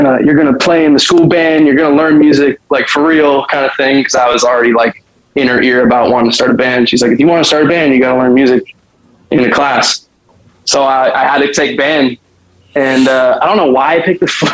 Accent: Walnut Creek, California, United States; also born or lived in San Francisco; I grew up in Walnut Creek from the earliest I can remember. It's probably like age 4 to 18

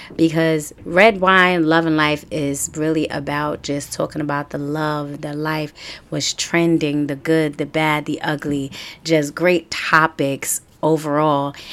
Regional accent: New York City, New York, United States; also born or lived in Harlem / Brooklyn; I was born in Harlem, and I was raised in the Bronx

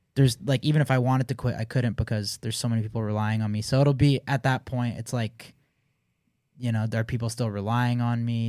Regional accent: Canada; I'm Canadian

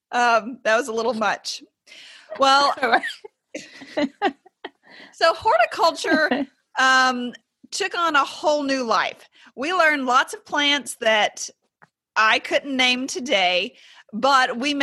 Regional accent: East Tennessee, United States; moved away as an adult; also born or lived in Mississippi; I came from East Tennessee. I was an out-of-state resident coming

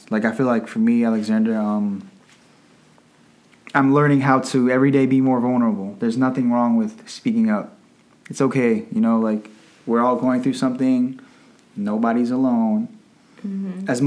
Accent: Arlington, Virginia, United States; I'm 26 years old. I was born in Arlington, Virginia.

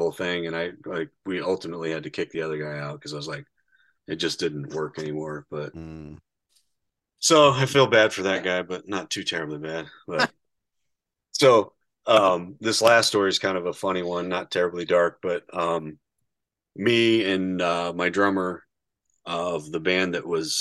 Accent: Indiana, United States; we're from Indiana

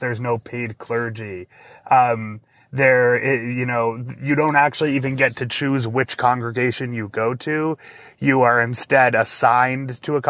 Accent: Massachusetts, United States; I grew up Mormon in Massachusetts, where there were very few Mormons.

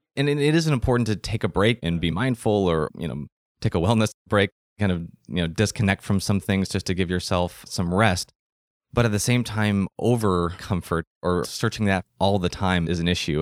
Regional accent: United States; also born or lived in London; what I had lived my whole life, which was being an American in America

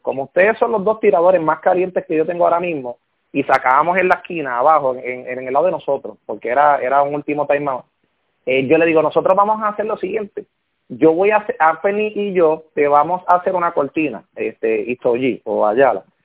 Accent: Aguada, Puerto Rico; now in Moca, Puerto Rico; Yo soy del área oeste, yo soy, yo soy de Aguada

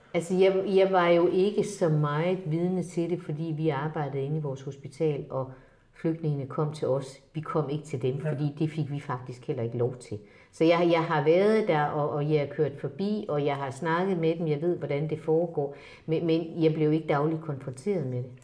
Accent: Denmark; jeg er faktisk også en af de danskere

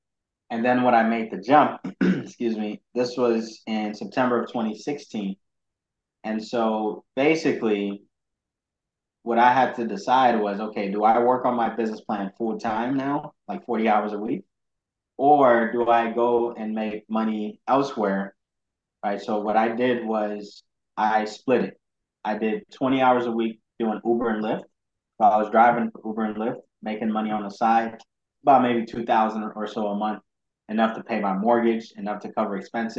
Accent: Ghana; Yeah, so basically, I was born and raised in Ghana, which is very entrepreneurial. A lot of entrepreneurs in Ghana.

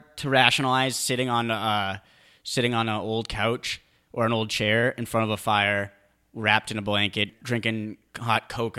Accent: New England, United States; born there; I was born in New England. I'm a certified chowder head.

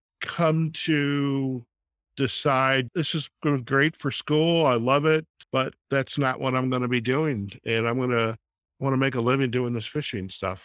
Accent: Michigan, United States; I grew up in the Detroit suburbs, and we used to go down to this town. It was Monroe, Michigan.

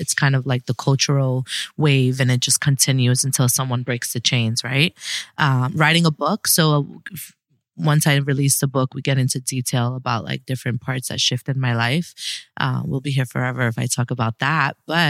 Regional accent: New York City, New York, United States; now in Miami, United States; So I was born and raised in Brooklyn, New York, BK all day.

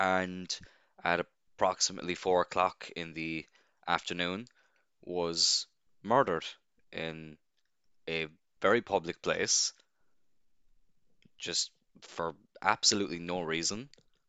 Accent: Cloyne, Munster, Ireland; Obviously, I live in Cloyne, and I'm born and raised in Cloyne, and only 10 minutes out the road from where I live, in a town known as Ballycotton

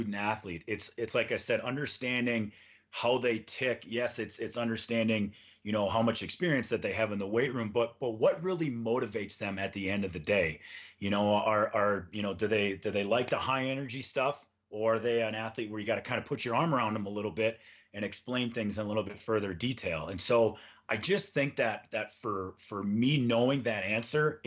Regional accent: Minnesota, United States; moved away as an adult; also born or lived in Bemidji, Minnesota; now in Denver, United States; growing up in Minnesota

